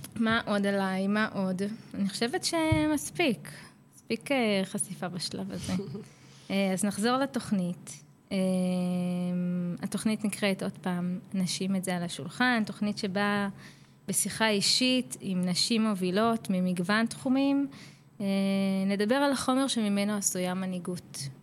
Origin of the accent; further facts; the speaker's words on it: Petah Tikva, Central District, Israel; now in Karkur, Israel; במקור אני מפתח תקווה, הקסומה